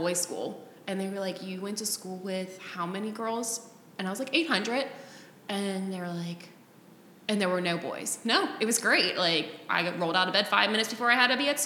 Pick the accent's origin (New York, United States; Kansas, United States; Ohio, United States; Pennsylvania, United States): Ohio, United States; Reading; I grew up in Reading, which is technically the east side